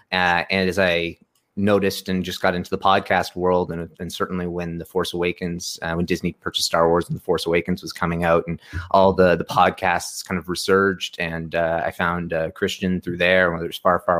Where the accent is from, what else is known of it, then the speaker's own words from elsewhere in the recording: Canada; I'm, Canadian